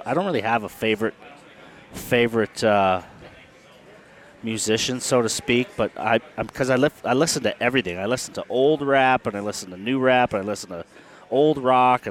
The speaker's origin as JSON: {"language": "English", "town": "Toronto", "region": "Ontario", "country": "Canada", "tie": "born or raised there", "said": "I was born in North York, which is a suburb of Toronto"}